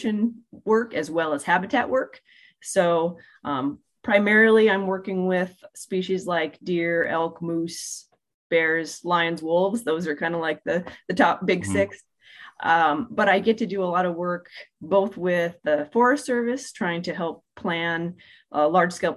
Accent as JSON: {"language": "English", "town": "Seattle", "region": "Washington", "country": "United States", "tie": "born or raised there", "also_born_or_lived": "Davis, California", "moved": "as an adult", "lives_now": "Coeur d'Alene, United States", "said": "I grew up in Seattle"}